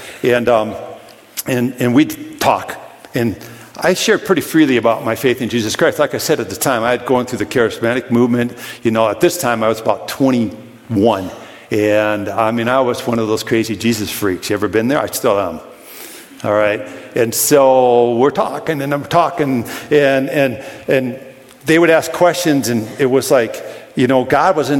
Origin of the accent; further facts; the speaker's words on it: Brooklyn Park, Minnesota, United States; also born or lived in Williston; I grew up in Brooklyn Park. It was a rough place to grow up